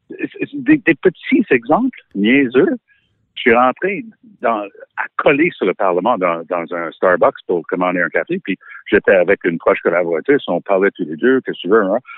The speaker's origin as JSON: {"language": "French", "town": "Ottawa", "region": "Ontario", "country": "Canada", "tie": "born there", "said": "jusqu'à ce que je mette les pieds à Ottawa comme adulte, parce que je suis né à Ottawa."}